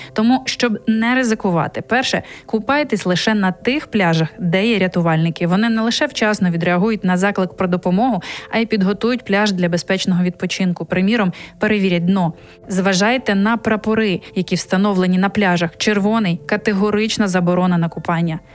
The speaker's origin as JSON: {"language": "Ukrainian", "country": "Ukraine", "moved": "as an adult", "lives_now": "Poland", "said": "ми з України."}